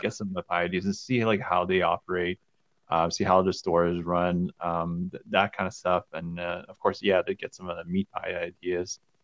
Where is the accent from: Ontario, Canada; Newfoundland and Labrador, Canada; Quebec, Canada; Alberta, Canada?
Alberta, Canada; Calgary; also born or lived in Montreal; I grew up here in Calgary.